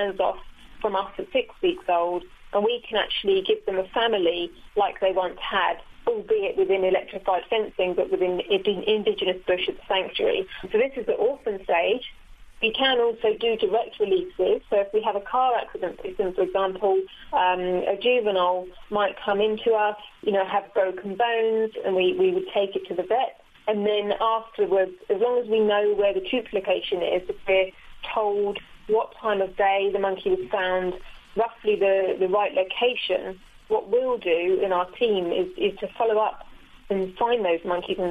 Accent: England, United Kingdom; now in South Africa; I'm from England

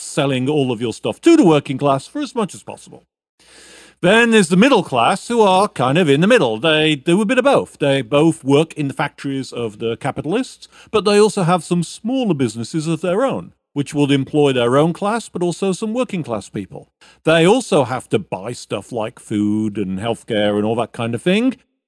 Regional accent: United States; but I'm also an American, so hegemony is perhaps the word of anyway.

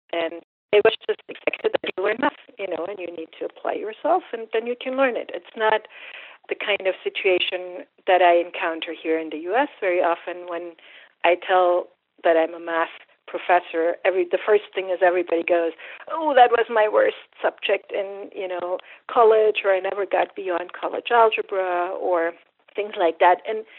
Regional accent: Germany; English is a second language; And it was different from here in the sense that math culturally is just much more important, and everybody's expected to learn math.

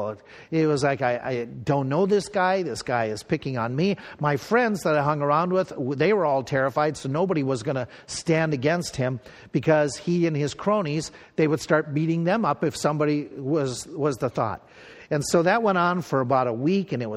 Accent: Pierz, Minnesota, United States; this little town where I grew up in Piers and where I went to grade school

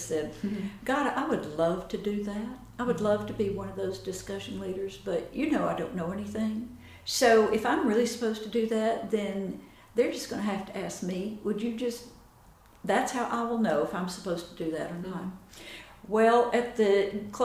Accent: Chattanooga, Tennessee, United States; My husband and I grew up in Chattanooga

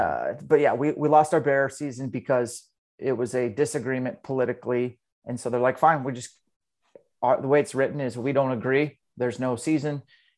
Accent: Washington, United States; Yeah, man, I'm from Eastern Washington. Kind of born and raised.

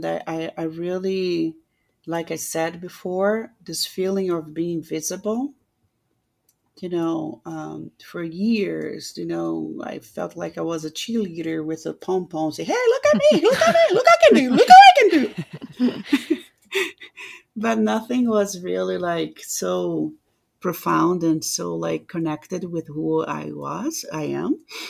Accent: Brazil; now in United States; I was so lucky that I met my husband a few months I got in the United States. And even being like an American, he's so supportive of everything and so respectful of myself being Brazilian, you know?

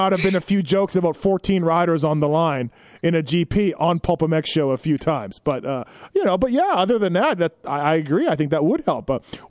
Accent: Canada; now in United States; I came from Canada. I could relate a little bit. But shit, man, I'm only a 4-hour flight away from mom and brother and my nieces and everything.

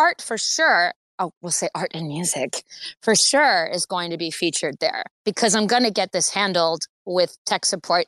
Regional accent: United States; now in Los Angeles, United States; I'm an American

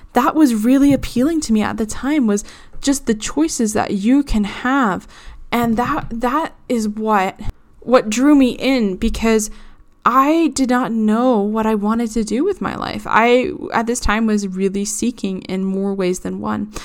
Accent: Boston, Massachusetts, United States; growing up in Boston as a rather religious Christian

